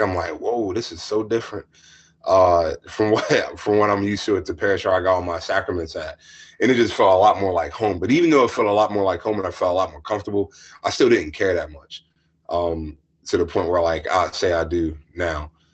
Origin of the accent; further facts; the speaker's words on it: Lexington Park, Maryland, United States; moved away as an adult; also born or lived in Philadelphia / Washington, District of Columbia, United States / Pittsburgh; my hometown back in Hollywood, Maryland. Well, I'm from Lexington Park